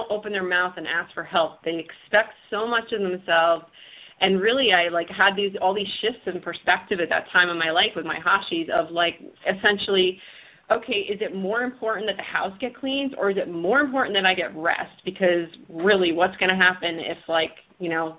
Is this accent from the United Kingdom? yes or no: no; United States; We're from the New York, New Jersey area. And, I grew up with a lot of friends and families that are Italian